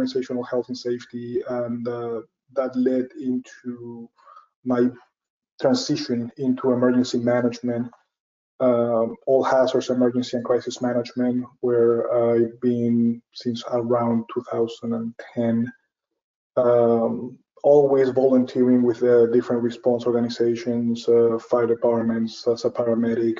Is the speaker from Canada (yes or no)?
no; Venezuela; moved away as an adult; now in Texas, United States; I'm originally from Venezuela. I have already 21 years living here in the US.